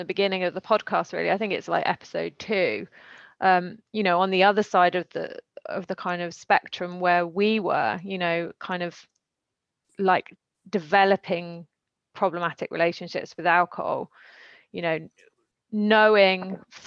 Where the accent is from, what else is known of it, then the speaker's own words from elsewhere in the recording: United Kingdom; also born or lived in London; now in France; I'm British